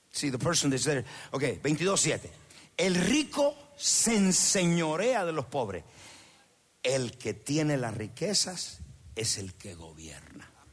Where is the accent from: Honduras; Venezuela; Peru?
Honduras; moved away; el pueblo donde yo soy de Honduras